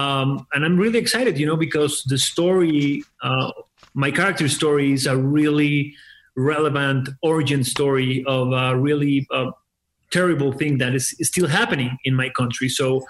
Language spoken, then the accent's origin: English; Aguascalientes, Mexico; I'm from Aguascalientes. I'm from Aguascalientes, a really small town in the middle of the country.